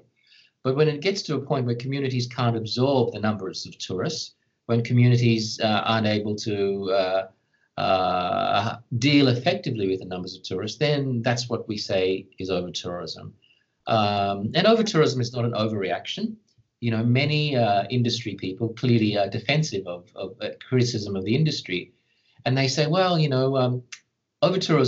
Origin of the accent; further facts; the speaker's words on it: Australia; as an Australian